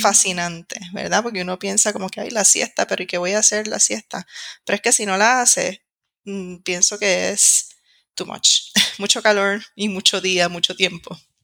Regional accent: Puerto Rico; moved away as an adult; now in Madrid, Spain; soy de Puerto Rico

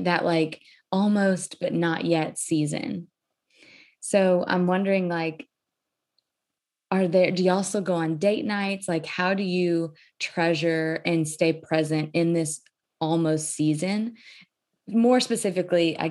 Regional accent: Cajun, Louisiana, United States; I'm from a Cajun culture, very family oriented, very loud, obnoxious family

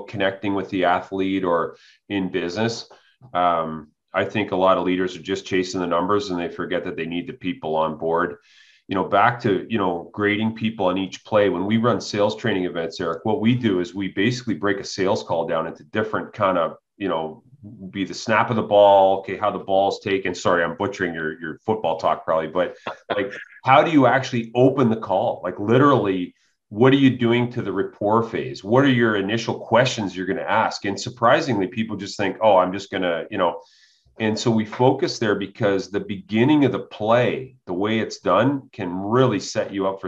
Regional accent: Canada; growing up as a Canadian athlete

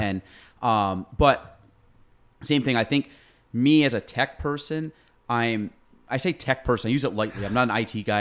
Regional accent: North Country, New York, United States; I was from Chase.

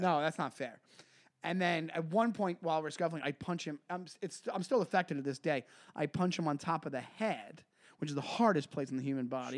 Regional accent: Long Island, New York, United States; I'm from Long Island

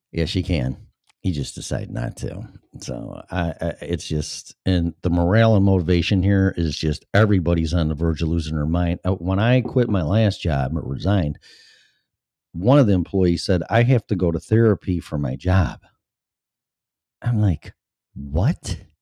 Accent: Chicago, Illinois, United States; moved away as an adult; now in Florida, United States; I'm from Chicago, and I grew up with Chicago radio. And, uh, ever since I was a little kid. And teenage, and twenties, and thirties, and forties, and then I left the age of fifty-two.

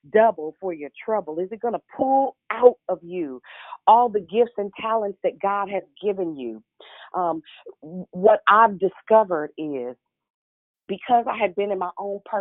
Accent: Richmond, Virginia, United States; I'm from Richmond, Southside

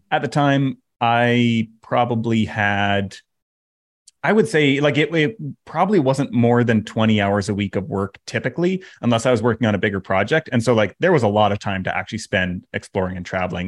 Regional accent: Canada; moved away; I'm Canadian

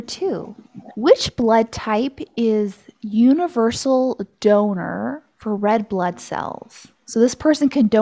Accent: Austin, Texas, United States; now in Colorado, United States; I'm from Austin.

